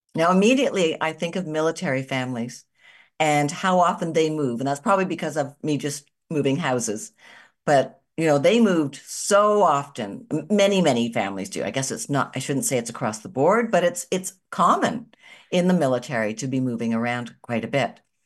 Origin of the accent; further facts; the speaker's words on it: Canada; I'm a Canadian living in Canada still